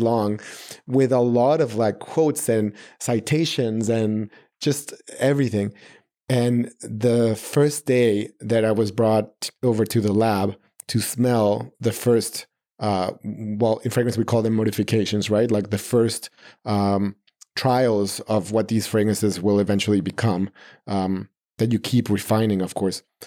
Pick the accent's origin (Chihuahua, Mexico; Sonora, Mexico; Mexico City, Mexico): Mexico City, Mexico; moved away as an adult; now in New York City, United States; I'm born and raised in Mexico City, uh, all my family is there.